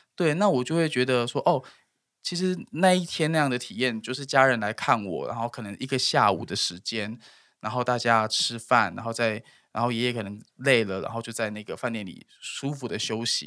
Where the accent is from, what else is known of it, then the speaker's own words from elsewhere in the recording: Tainan, Taiwan; moved away; 我们台南人